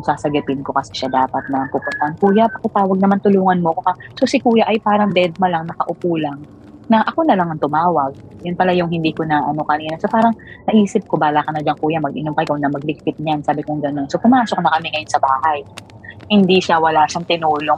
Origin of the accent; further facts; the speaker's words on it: Mindoro, Mimaropa, Philippines; ako taga Mindoro